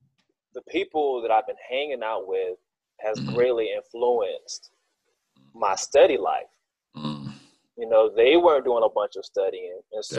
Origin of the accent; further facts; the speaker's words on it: Macon, Georgia, United States; So I had a base understanding of, okay … I'm from Macon.